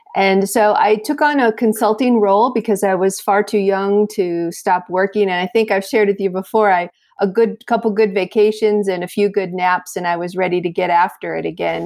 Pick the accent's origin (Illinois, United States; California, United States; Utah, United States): Illinois, United States; south of Chicago; moved away as an adult; also born or lived in South Florida; a transfer from my hometown of Illinois, uh, south of Chicago, to, uh, South Florida